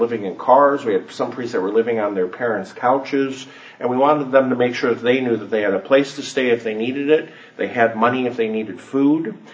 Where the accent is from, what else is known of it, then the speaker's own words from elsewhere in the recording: Chicago, Illinois, United States; I'm originally from Chicago